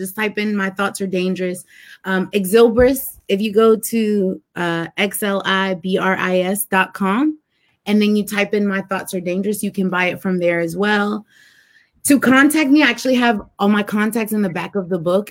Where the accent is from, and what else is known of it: United States